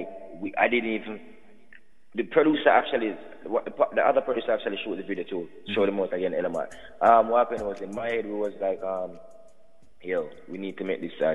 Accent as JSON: {"language": "English", "region": "New York", "country": "United States", "tie": "born or raised there", "also_born_or_lived": "Jamaica", "said": "And I came to New York at a young age"}